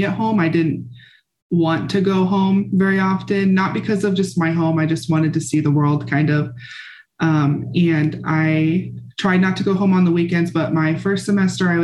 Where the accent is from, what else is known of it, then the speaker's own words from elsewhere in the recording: Bloomfield, Nebraska, United States; I grew up in a small town called Bloomfield, Nebraska